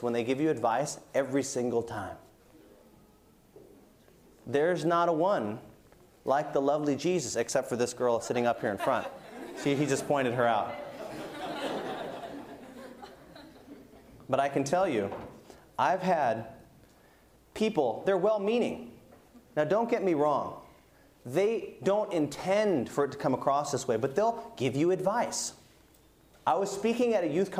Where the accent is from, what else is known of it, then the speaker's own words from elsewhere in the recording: United States; I'm American